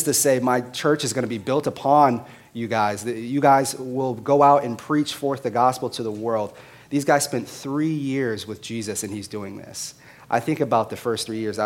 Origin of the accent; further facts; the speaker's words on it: Las Vegas, Nevada, United States; also born or lived in Boston, Massachusetts; while being born in Boston, I was raised in Las Vegas. So I was raised in Las Vegas, Nevada.